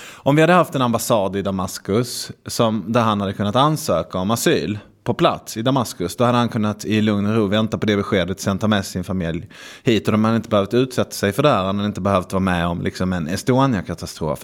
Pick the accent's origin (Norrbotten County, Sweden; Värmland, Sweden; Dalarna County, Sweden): Värmland, Sweden; min hemkommun som ligger i Värmland